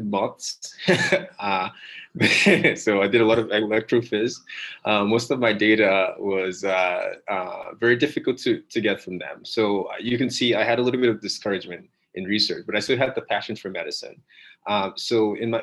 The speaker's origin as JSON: {"language": "English", "country": "Nigeria", "tie": "born or raised there", "also_born_or_lived": "West Virginia", "moved": "yes", "said": "I'm originally from Nigeria"}